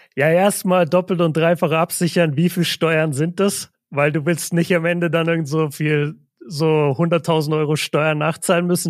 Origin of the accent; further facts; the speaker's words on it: Nuremberg, Bavaria, Germany; ich bin, ich bin ja ein Nürnberger Kind